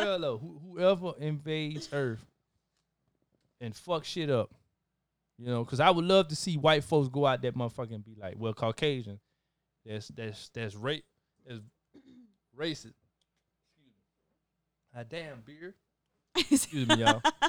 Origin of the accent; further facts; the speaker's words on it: Minnesota, United States; So, growing up in Minnesota, no issues, no racism.